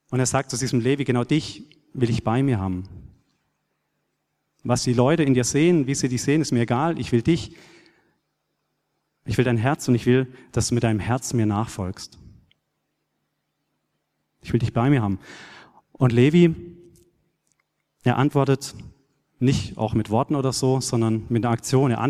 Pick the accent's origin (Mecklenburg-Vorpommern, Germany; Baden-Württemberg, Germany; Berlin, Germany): Baden-Württemberg, Germany; ich bin auf einem kleinen Bauernhof aufgewachsen in Südbaden und war da schon als kleiner Knirps oft mit meinem Vater oder Großvater im, auf dem Acker unterwegs oder in den Weinbergen